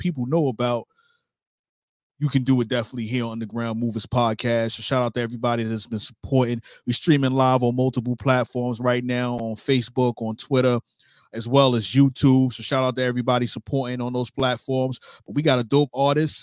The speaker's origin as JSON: {"language": "English", "town": "New York City", "region": "New York", "country": "United States", "moved": "yes", "lives_now": "Jacksonville, United States", "said": "I'm from Brooklyn, New York, so I understand, you know, New York City."}